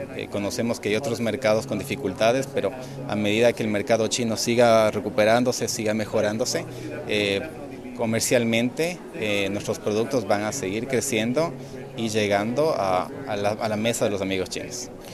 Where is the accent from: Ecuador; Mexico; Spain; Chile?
Ecuador; Galápagos; yo soy de Galápagos